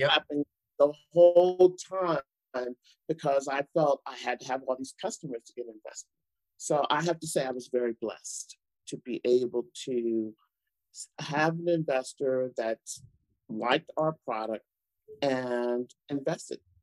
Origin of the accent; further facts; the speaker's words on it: United States; I'm African American, I'm a woman